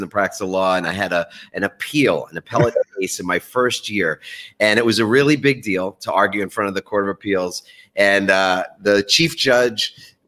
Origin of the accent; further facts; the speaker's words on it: New York City, New York, United States; born and raised in New York.